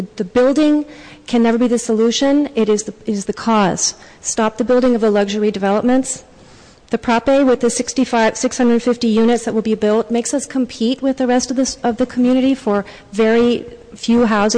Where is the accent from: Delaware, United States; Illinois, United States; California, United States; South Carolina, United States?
California, United States; San Francisco; I grew up in San Francisco